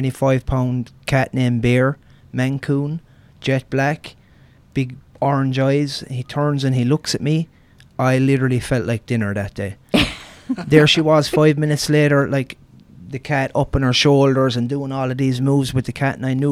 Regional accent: Ireland; moved away; I came from Ireland

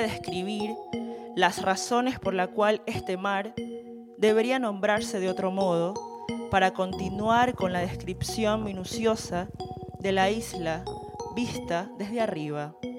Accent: Esmeraldas, Ecuador; yo soy de Esmeraldas, de una ciudad como fronteriza con Colombia

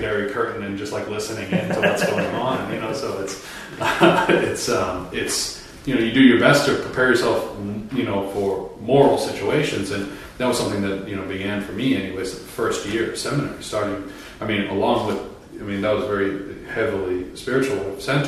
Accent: Massachusetts, United States; moved away; I was ordained in my home state of Massachusetts

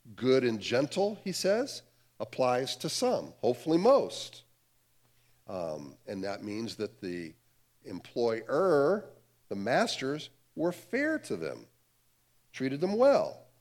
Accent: Cleveland, Ohio, United States; I grew up in the Cleveland, Ohio area

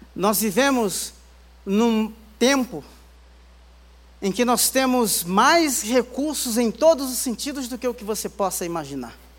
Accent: Baía Formosa, Rio Grande do Norte, Brazil; now in São Paulo, Brazil; minha infância, lá em Bahia Formosa, uma das praias mais lindas do Rio Grande do Norte. Eu já estava aqui em São Paulo

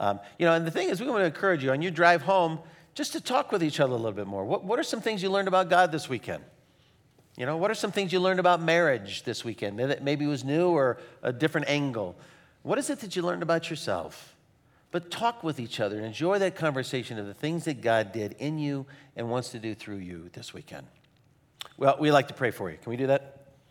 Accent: Phoenix, Arizona, United States; moved away; I grew up in Phoenix, Arizona

